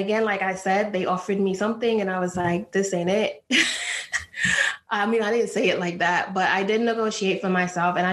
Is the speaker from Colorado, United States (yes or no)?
no; New York, United States; moved away as an adult; also born or lived in Texas / Ohio; I grew up in New York